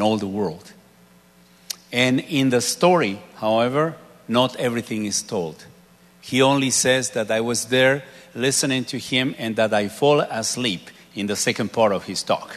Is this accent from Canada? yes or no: no; Mexico; moved away; a place maybe 450 miles away from my hometown